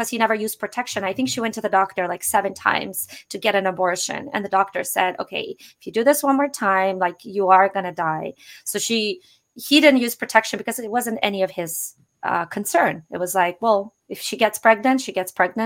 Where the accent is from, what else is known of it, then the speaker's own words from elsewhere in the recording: Russia; moved away; I'm originally Russian